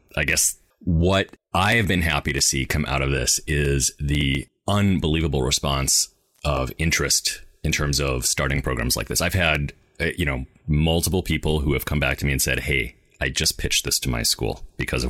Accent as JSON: {"language": "English", "region": "Wisconsin", "country": "United States", "tie": "born or raised there", "moved": "yes", "lives_now": "Seattle, United States", "said": "I grew up in Wisconsin. I grew up in Wisconsin, actually, the home of TSR"}